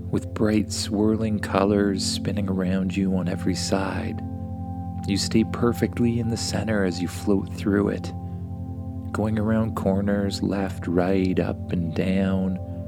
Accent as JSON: {"language": "English", "country": "Canada", "said": "my home country, Canada"}